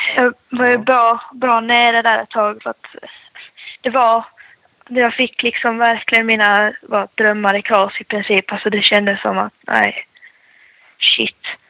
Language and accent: Swedish; Skåne, Sweden; som skåning